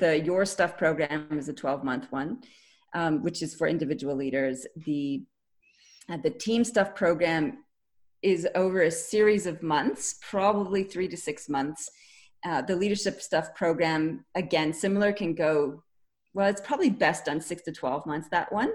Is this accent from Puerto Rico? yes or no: no; Canada; now in Australia; I'm a Canadian originally, and I live in Australia now